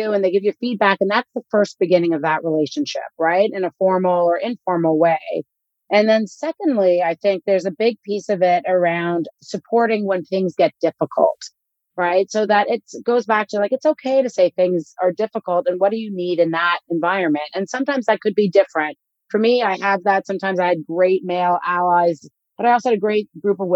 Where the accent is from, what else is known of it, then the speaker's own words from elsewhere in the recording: Canada; I grew up in Canada